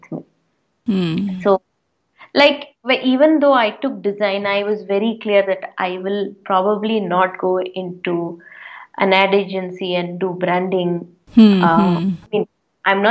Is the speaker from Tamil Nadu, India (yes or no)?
yes; Chennai, Tamil Nadu, India; I'm born and brought up in Madras, now popularly known as Chennai